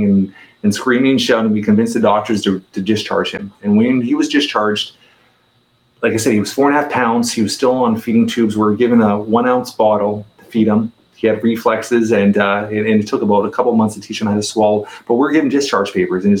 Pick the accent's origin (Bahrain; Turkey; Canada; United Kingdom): Canada; Toronto, Ontario; I'm a 44-year-old Toronto, Canada resident, born and raised in Toronto, Canada